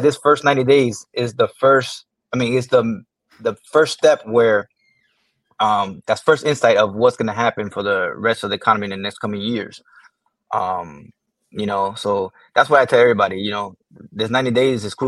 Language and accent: English; Miami Gardens, Florida, United States; I grew up not too far from here in Miami Gardens. I was born and raised